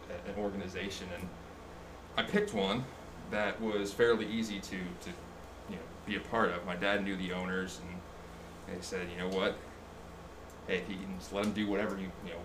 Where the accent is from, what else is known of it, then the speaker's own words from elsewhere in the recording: Allentown, Pennsylvania, United States; I'm from Allentown, Pennsylvania, born and raised.